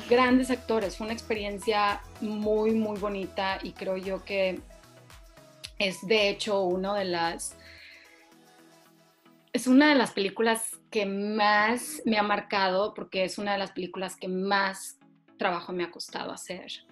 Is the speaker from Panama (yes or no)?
yes; Panama; now in Mexico; porque hablaba como panameña, porque no comía lo que los mexicanos comían, no estaba este, acostumbrada a comer chile, no estaba acostumbrada a comer tortilla, dejar Panamá, dejar todo, dejar tu casa, dejar tus amigos, dejar tu escuela